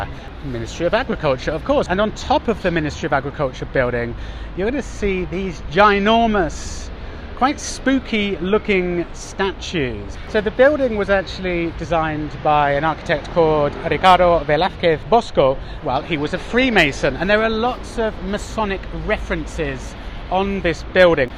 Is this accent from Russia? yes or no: no; Oxford, South East England, United Kingdom; now in Madrid, Spain; I come from Oxford, which is a cycling city.